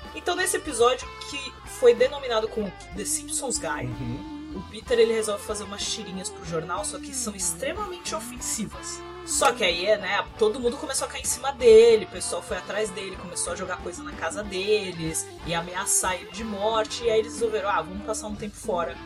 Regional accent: Brazil; a gente é brasileiro

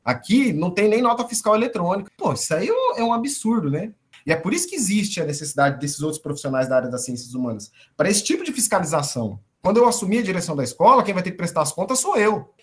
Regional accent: Paraná, Brazil; accent: paranaense; moved away as an adult; also born or lived in Maringá, Paraná; now in Turiaçu, Brazil; Eu não perdi o, o sotaque paranaense de jeito nenhum

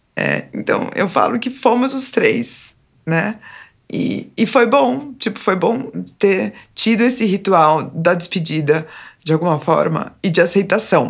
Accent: São Paulo, Brazil; eu sou aqui de São Paulo mesmo, capital

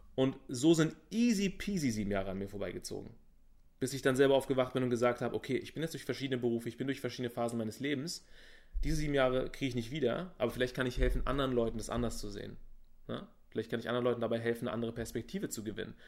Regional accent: Berlin, Germany; ich bin in Berlin geboren und bin, ich würde mal sagen, wohlhabend aufgewachsen.

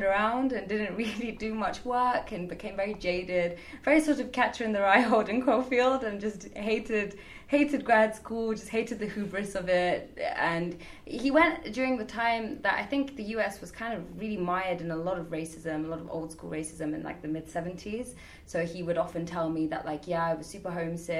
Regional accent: London, United Kingdom; moved away as an adult; I grew up mostly in London. I didn't really leave London for a very long time.

